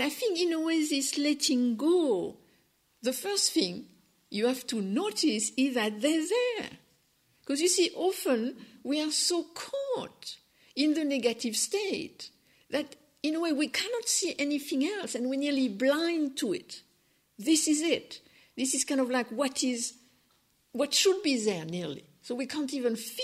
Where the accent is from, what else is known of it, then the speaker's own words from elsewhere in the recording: France; accent: French; English is a second language; my French accent